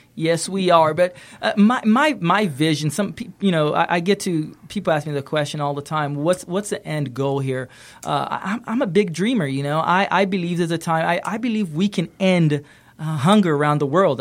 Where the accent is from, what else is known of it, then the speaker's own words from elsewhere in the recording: Kenya; I grew up in Kenya